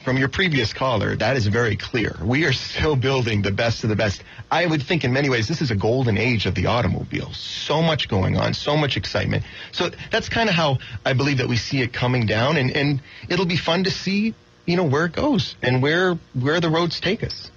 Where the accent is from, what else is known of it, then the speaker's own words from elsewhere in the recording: Florida, United States; I'm from Florida.